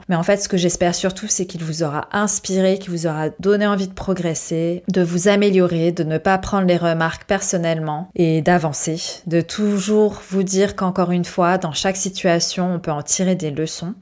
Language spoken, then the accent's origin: French; France; je suis française